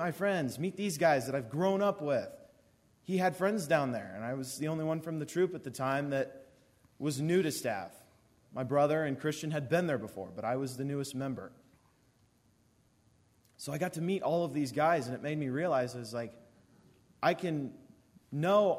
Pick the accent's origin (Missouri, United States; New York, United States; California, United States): Missouri, United States; Warsaw; I'm from Warsaw